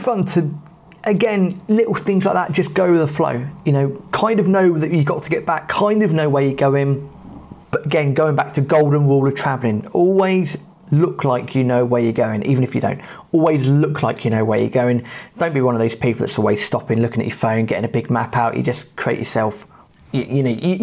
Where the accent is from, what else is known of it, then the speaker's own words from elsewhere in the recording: England, United Kingdom; being English